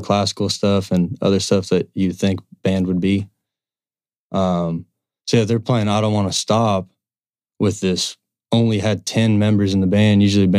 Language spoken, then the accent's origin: English; Cumberland Gap, East Tennessee, United States; About the age of 12 or 13, me and my buddies in East Tennessee, where we grew up in the Cumberland Gap, started messing around with instruments.